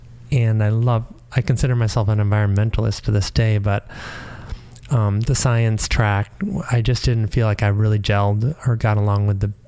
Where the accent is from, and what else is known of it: Massachusetts, United States; born or raised there; also born or lived in Shelburne, Massachusetts; now in San Francisco, United States